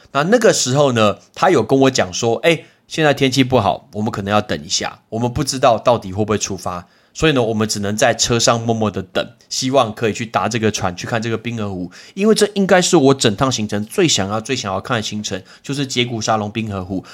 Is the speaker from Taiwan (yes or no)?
yes; Taiwan; 我们来自于台湾